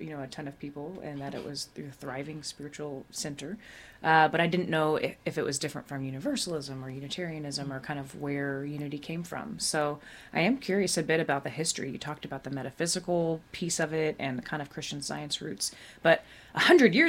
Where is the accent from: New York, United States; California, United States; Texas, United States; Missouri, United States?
Texas, United States; Dallas; moved away as an adult; also born or lived in Durham; now in Washington, D.C., United States; I grew up in Dallas, not the suburbs.